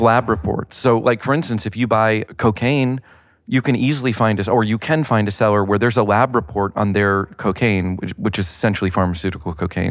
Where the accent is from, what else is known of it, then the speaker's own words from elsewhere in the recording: the South, United States; I grew up in the South